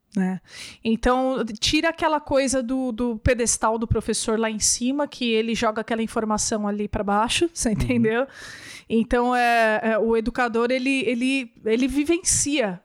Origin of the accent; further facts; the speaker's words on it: São Bernardo do Campo, São Paulo, Brazil; Eu, eu sou de São Bernardo do Campo, né? São Paulo